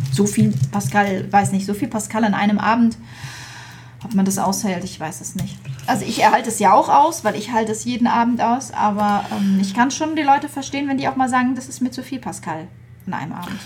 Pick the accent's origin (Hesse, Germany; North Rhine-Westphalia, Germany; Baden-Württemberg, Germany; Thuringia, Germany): Hesse, Germany; Flörsheim am Main; ich bin geboren in Flörsheim am Main